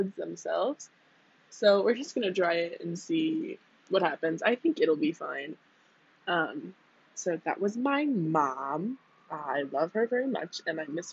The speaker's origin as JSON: {"language": "English", "country": "United States", "moved": "as an adult", "said": "I'm from the US"}